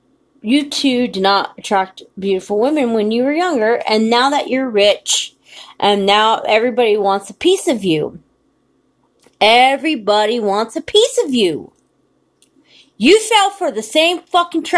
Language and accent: English; United States; I'm from the United States of America, and I've lived here my whole entire life.